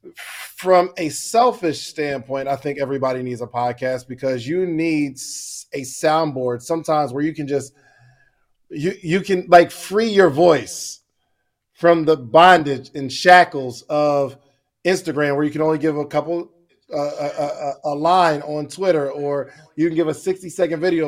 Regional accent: Willingboro, New Jersey, United States; also born or lived in Morrow, Georgia / Alabama; now in Georgia, United States; I grew up in Willingboro, New Jersey, moved to, uh, Morrow, Georgia, and, uh, went to school at Alabama A and M, then came back to Georgia

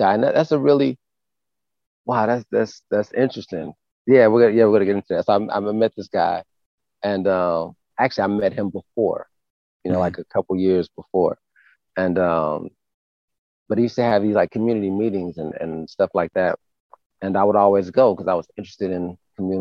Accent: Milwaukee, Wisconsin, United States; moved away as an adult; also born or lived in south suburbs of Chicago, Illinois; now in Atlanta, United States; We moved to Milwaukee when I was about 8. So I did like middle school and high school in Milwaukee, Wisconsin

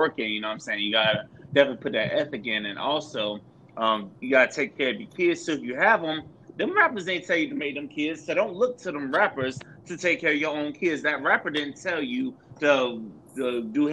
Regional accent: the South, United States; Growing up in the South

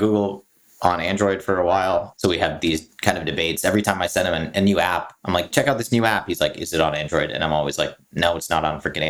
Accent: Singapore; moved away; I grew up in Singapore.

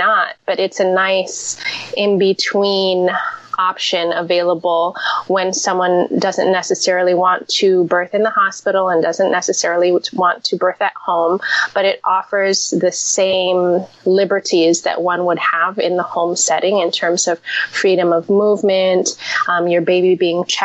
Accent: Seattle, Washington, United States; now in New York, United States; In my home state, in Seattle

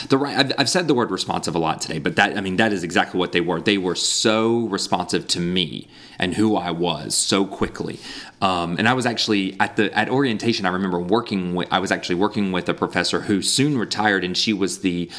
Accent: Raleigh, North Carolina, United States; moved away as an adult; also born or lived in Brazil; I was born in Raleigh, raised in the Raleigh area, went to, you know, elementary, middle school, and high school in the Raleigh area

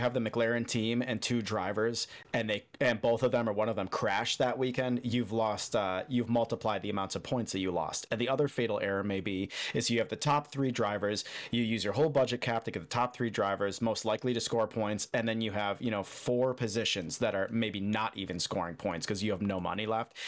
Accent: outside of Chicago, Illinois, United States; now in Key Largo, United States; originally from outside of Chicago

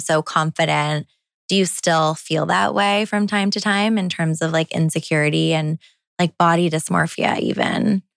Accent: Toronto, Ontario, Canada; I'm a city girl. I grew up in Toronto.

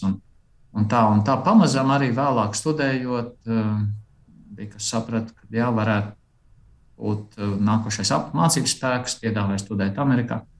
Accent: Aizpute, Kurzeme, Latvia; Esmu dzimis Latvijā, aizputē, uzaudzis uh, tāpat lielā mērā Latvijā

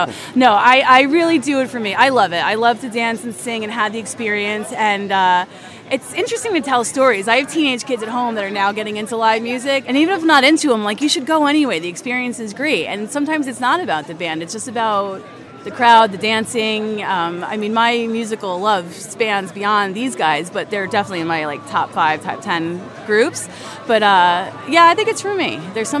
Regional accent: Goshen, New York, United States; I'm from Goshen, New York.

